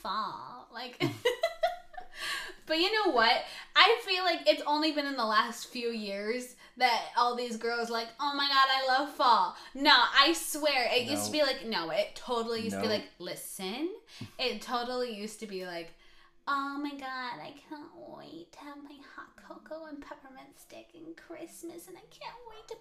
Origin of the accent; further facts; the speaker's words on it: United States; now in Ireland; I'm an American